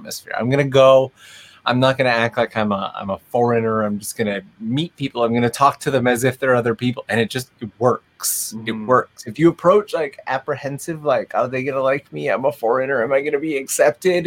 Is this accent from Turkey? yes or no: no; Kitchener-Waterloo, Ontario, Canada; moved away as an adult; also born or lived in North York, Ontario; now in Japan; Canadian, born and raised in Ontario, born in North York, raised out in the KW area, and moved out here in my early 20s